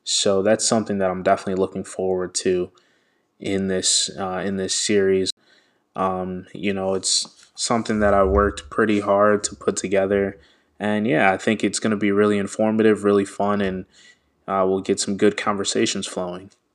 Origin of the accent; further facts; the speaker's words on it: Washington, District of Columbia, United States; I am Nigerian American, born in Washington, D C.